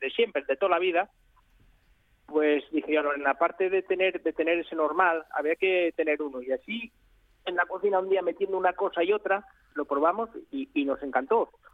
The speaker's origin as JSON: {"language": "Spanish", "town": "León", "region": "Castile and León", "country": "Spain", "said": "de mi tierra, que es de, León"}